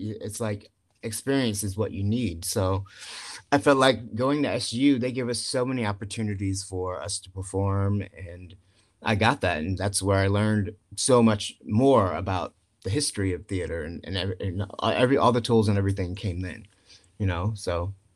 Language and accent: English; Chesapeake, Virginia, United States; moved away; I'm from Chesapeake, Virginia.